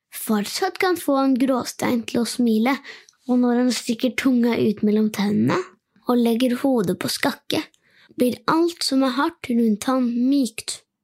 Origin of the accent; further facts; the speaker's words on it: Norway; Jeg er åtte år gammel og født og oppvokst i Norge